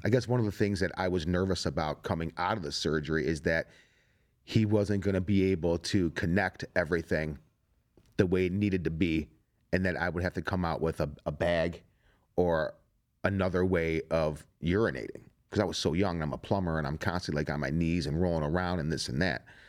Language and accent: English; Strongsville, Ohio, United States; I'm a plumber from Strongsville, Ohio